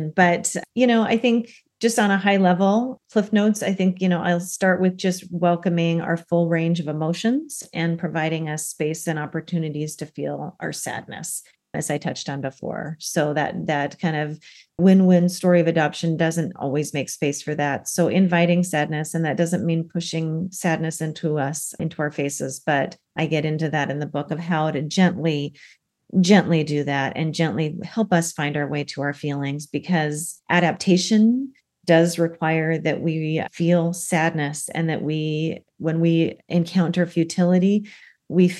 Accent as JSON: {"language": "English", "town": "Denver", "region": "Colorado", "country": "United States", "tie": "born or raised there", "also_born_or_lived": "Seattle area", "moved": "yes", "lives_now": "Seattle, United States", "said": "Denver, which is where Lori resides and my hometown, my other hometown"}